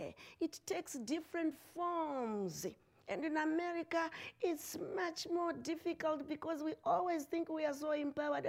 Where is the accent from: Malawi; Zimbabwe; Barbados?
Zimbabwe; moved away as an adult; I am from Zimbabwe